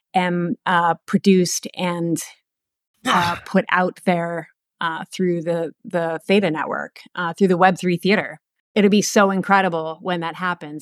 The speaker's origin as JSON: {"language": "English", "region": "East Coast", "country": "United States", "also_born_or_lived": "Portland, Oregon", "moved": "as an adult", "said": "I'm from the East Coast. I moved out to Portland, Oregon, sight unseen"}